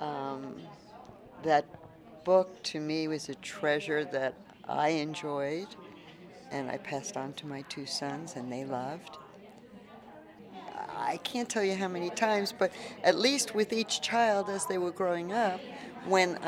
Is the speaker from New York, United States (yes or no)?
yes; New York, United States; now in Tucson, United States; I'm from New York originally